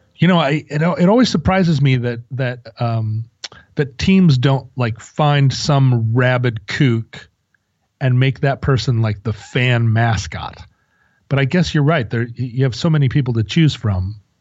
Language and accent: English; Alaska, United States; we're from Alaska, so we just played hockey